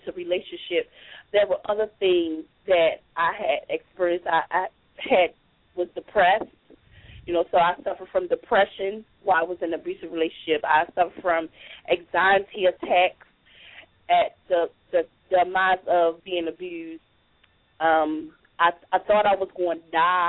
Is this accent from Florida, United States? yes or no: no; Baltimore, Maryland, United States; moved away as an adult; also born or lived in Richmond, Virginia; now in Durham, United States; I'm originally from Baltimore, Maryland